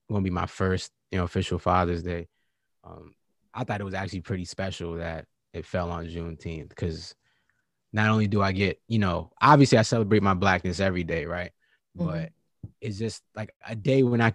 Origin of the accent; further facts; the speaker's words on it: Virginia, United States; I'm from Virginia, and, you know, and born and raised